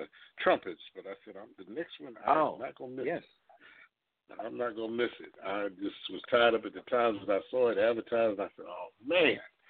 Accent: United States; I'm from the New York, New Jersey area.

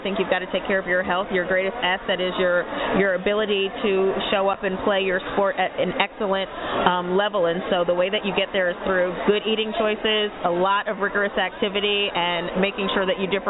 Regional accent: Freeport, New York, United States; moved away as an adult; now in Atlanta, United States; I am a native of New York. I'm actually from Freeport, which is a small town in Nassau County in Long Island. I came to Atlanta when I was 17 years old as a student at Spelman College.

